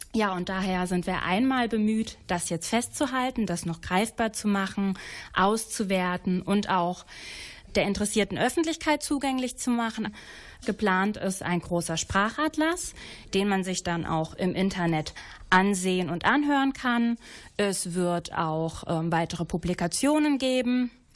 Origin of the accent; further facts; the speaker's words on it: Wittgenstein, North Rhine-Westphalia, Germany; in meiner Heimat Wittgenstein